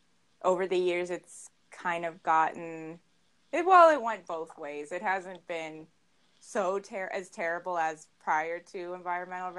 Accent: Arvada, Colorado, United States; I grew up in Arvada, Colorado, and I actually went to Arvada High School

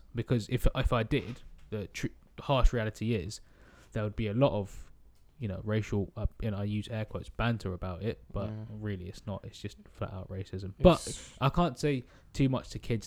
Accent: England, United Kingdom; I would say that I'm British, I wouldn't say English, but you know, well, yeah, I would say I'm English because I've got an English passport

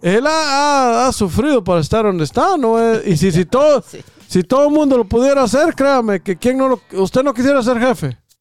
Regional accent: Guatemala; moved away; Si voy a estar igual que como estaba en Guatemala, amor, me quedo allá, en mi país.

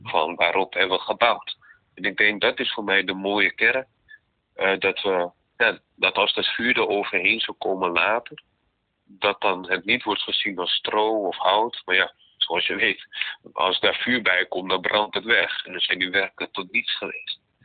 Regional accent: Netherlands; also born or lived in Romania; Ik ben namelijk geadopteerd, ik kom uit Roemenië. Eh, vanuit het jaar 88, geadopteerd toen ik dus twee jaar jong was. kwam ik in Nederland

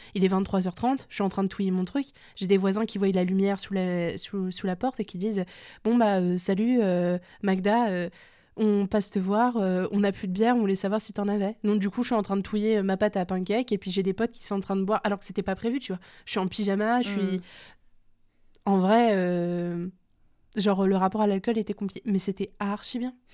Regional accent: France; on est français

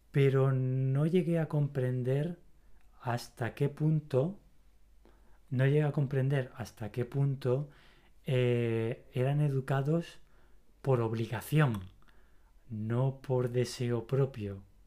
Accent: Spain; soy español, ¿no? Soy del país de la pasión

